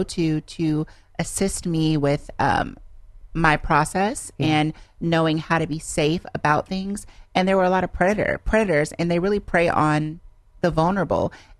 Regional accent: Los Angeles, California, United States; I really am from Los Angeles

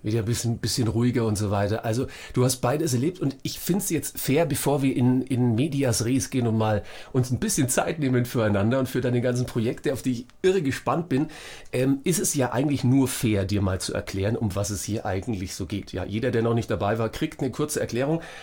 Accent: Franconia, Bavaria, Germany; accent: Franconian; ich komme aus Franken

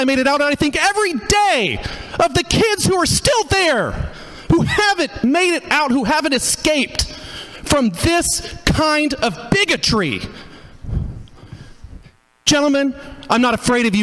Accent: Hickory County, Missouri, United States; moved away as an adult; I grew up in Hickory County, Missouri

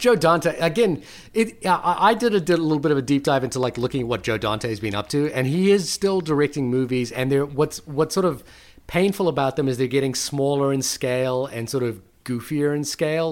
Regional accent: New Zealand; I'm from New Zealand.

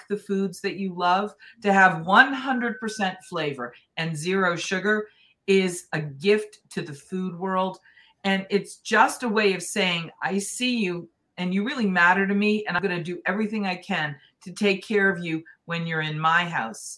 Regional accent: New England, United States; I grew up in New England

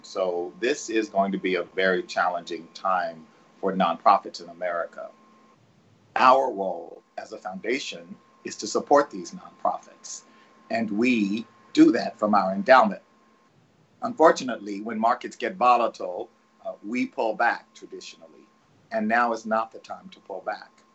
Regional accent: Texas, United States; I'm from Texas

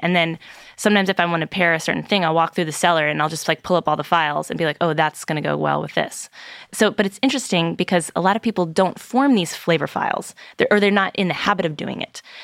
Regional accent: Virginia, United States; I'm from Virginia

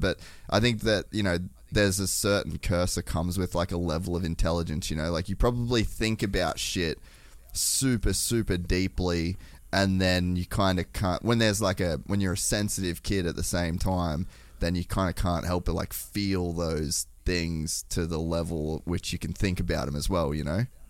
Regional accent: Australia; I'm Australian

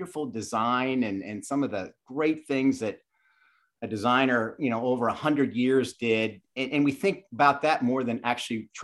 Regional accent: Chambersburg, Pennsylvania, United States; moved away; also born or lived in Statesboro, Georgia; I grew up in South Central Pennsylvania in Chambersburg.

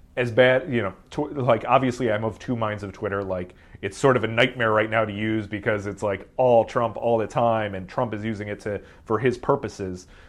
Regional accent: Ohio, United States; moved away as an adult; also born or lived in London; now in Silicon Valley, United States; I didn't grow up in Silicon Valley. I grew up in Ohio, very much outside of that world

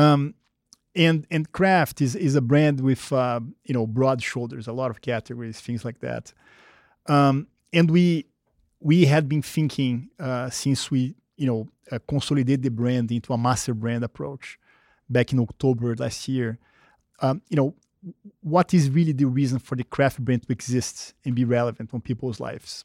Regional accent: Rio de Janeiro, Brazil; English is a second language; moved away as an adult; I grew up, um, uh, in Brazil, in Rio, when it was a very different country

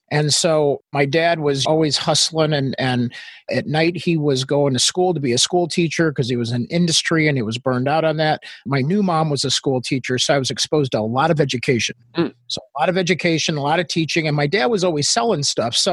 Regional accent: Australia; accent: Australian; also born or lived in Northwest Indiana, United States; now in United States; Yeah, so I was born in Northwest Indiana in a farmhouse. And then all of a sudden, my dad uh, met my mom in England in the military. And then they decided when I was in first grade that, hey, let's move to Australia, which is where I got my accent.

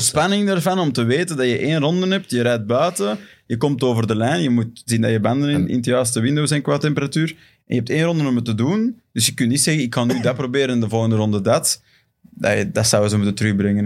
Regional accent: Belgium; voor ons als Belgen

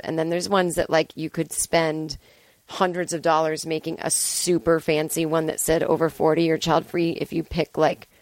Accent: Boston, Massachusetts, United States; moved away; it's my hometown

